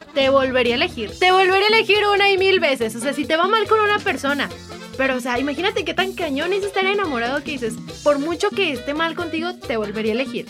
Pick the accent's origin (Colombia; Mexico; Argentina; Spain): Mexico; lo que somos los mexicanos